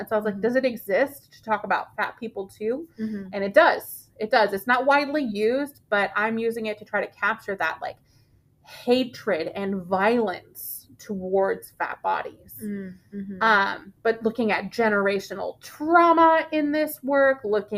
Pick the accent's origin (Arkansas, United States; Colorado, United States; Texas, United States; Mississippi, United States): Texas, United States; Brownsville; I'm from Brownsville, and I grew up spending a lot of time with my grandmother